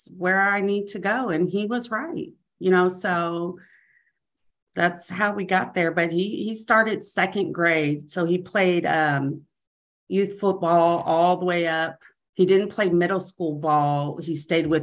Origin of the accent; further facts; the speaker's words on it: Kansas City, Kansas, United States; moved away as an adult; now in Kansas City, United States; we're originally from Kansas City, Kansas